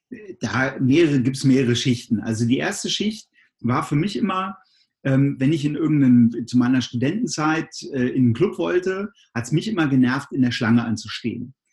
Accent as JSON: {"language": "German", "town": "Göttingen", "region": "Lower Saxony", "country": "Germany", "said": "ja, ich komme auch aus Göttingen, du bist ja auf der anderen Seite der Stadt sozusagen noch ein bisschen weiter raus auf dem Lande."}